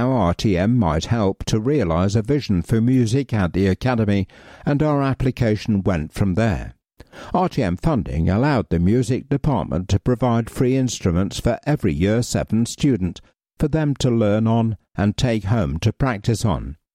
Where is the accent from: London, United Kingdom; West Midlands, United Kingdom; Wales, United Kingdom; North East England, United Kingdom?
West Midlands, United Kingdom; Coventry; I don't follow football, although I'm from Coventry and I was five when we won the FA Cup, so I do remember the street parties and the fountains in the city centre being dyed blue.